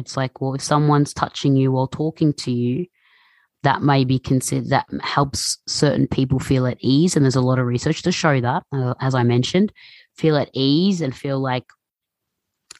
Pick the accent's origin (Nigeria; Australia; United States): Australia; Melbourne, Victoria; growing up in Melbourne, you know, it's very multicultural, very international